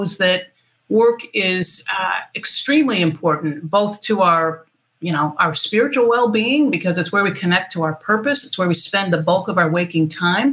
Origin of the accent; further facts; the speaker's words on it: Michigan, United States; moved away as an adult; now in San Diego, United States; I'm from Michigan, so we talk about what's knee-high by July